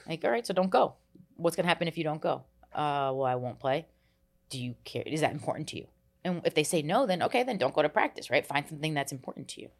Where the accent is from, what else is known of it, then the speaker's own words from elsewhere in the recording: New Jersey, United States; I grew up in New Jersey. We moved a lot